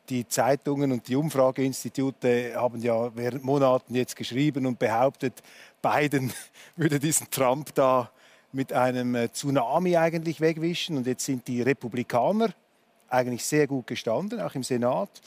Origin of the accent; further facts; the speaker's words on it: Switzerland; Das hat für mich als Schweizer etwas Tröstliches